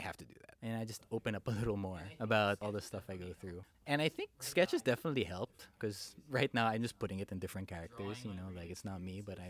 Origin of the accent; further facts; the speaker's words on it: Philippines; moved away; I'm Filipino